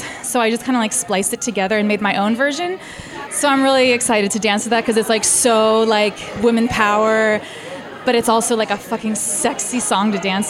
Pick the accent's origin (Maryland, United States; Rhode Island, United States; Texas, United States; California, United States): Maryland, United States; Baltimore; I'm originally from Baltimore, and that's where I started dancing 10 years ago.